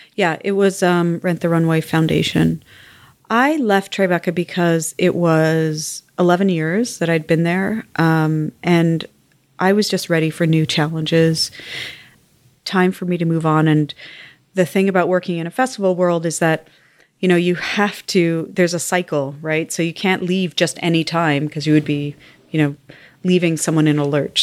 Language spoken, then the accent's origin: English; Montreal, Quebec, Canada; moved away; also born or lived in South Africa / United States; I grew up in the West Island of Montreal.